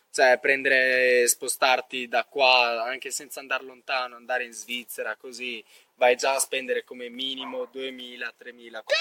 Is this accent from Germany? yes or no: no; Poland; first language Polish; Italian is a second language; now in Italy; Io sono polacco, ragazzi. Polacco. Io sono polacco. Io polacco. sono polacco.